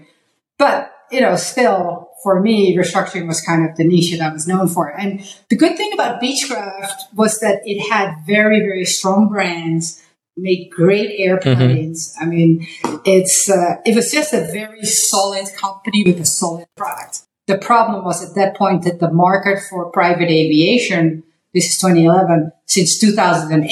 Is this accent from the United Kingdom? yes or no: no; Netherlands; moved away as an adult; also born or lived in Hong Kong; now in United States; I'm from Holland